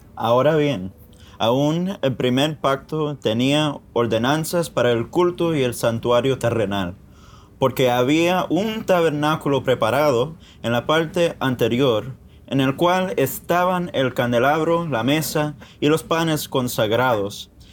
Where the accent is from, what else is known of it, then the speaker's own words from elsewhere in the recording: Miami, Florida, United States; Yo nací aquí en Miami